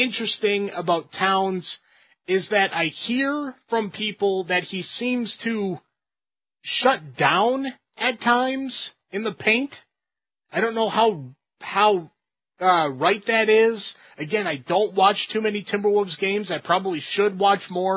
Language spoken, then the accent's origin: English; Minnesota, United States; me being a Minnesota guy